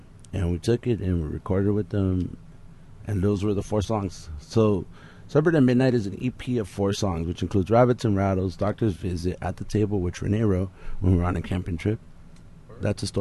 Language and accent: English; Los Angeles, California, United States; we're from East